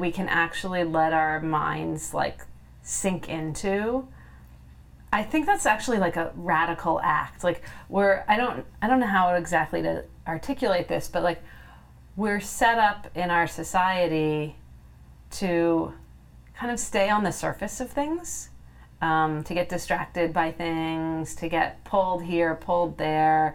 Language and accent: English; California, United States; I'm from California, and my home state is always on fire